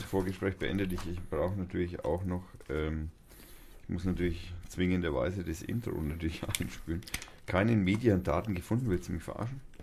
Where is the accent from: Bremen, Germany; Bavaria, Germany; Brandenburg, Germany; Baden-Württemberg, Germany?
Bavaria, Germany; Schnaittach area; moved away; das ist so eher die Gegend, wo ich herkomme, ursprünglich oder fast ursprünglich, wo ich also einen großen Teil meiner Jugend verbracht habe, in dem Eck da hinten